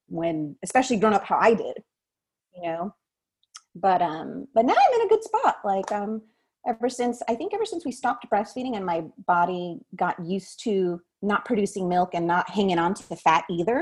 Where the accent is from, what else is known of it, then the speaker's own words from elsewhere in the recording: Southern California, United States; growing up in Southern California in the 90s